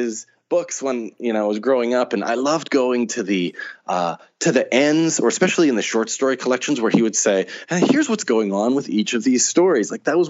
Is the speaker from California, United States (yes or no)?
no; Pittsburgh, Pennsylvania, United States; moved away as an adult; I grew up in Pittsburgh, and I moved away 20 some years ago, and you know, it's now been, I used to go back more frequently, but now it's been several years since I've gone home.